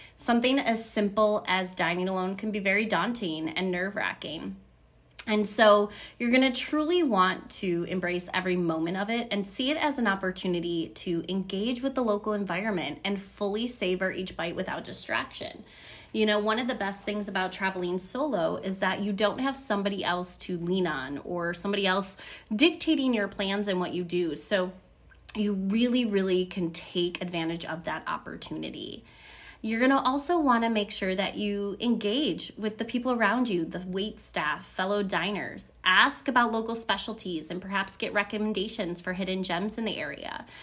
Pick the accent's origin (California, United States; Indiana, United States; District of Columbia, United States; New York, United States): New York, United States; Buffalo; I'm from Buffalo, New York